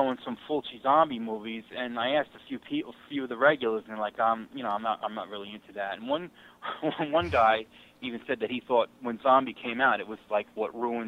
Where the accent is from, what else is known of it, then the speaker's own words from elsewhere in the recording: New York, United States; I grew up in New York